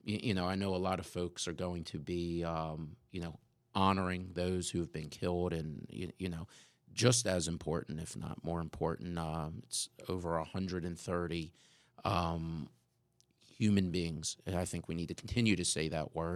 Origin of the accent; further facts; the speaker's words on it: Pikesville, Maryland, United States; As a kid growing up in Pikesville, which for our listeners, if, if you're not familiar with the area, Pikesville is a suburb just north of, of Baltimore City on the East Coast